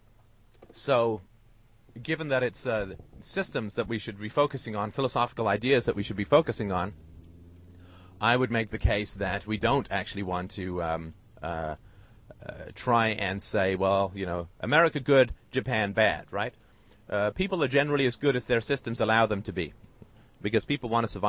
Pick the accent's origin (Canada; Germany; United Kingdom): United Kingdom; I'm British